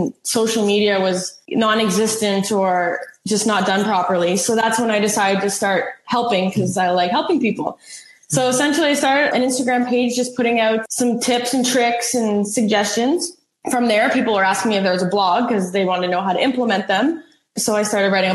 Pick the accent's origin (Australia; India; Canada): Canada; Ottawa, Ontario; also born or lived in Elmira, New York; I grew up in Ottawa.